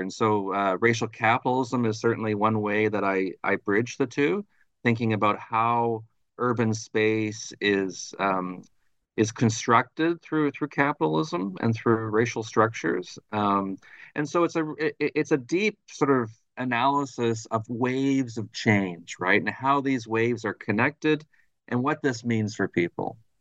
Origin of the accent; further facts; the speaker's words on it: Thunder Bay, Ontario, Canada; moved away as an adult; also born or lived in Ottawa; now in Montreal, Canada; I'm originally from Thunder Bay, Ontario, which is right on, on the north shore of Lake Superior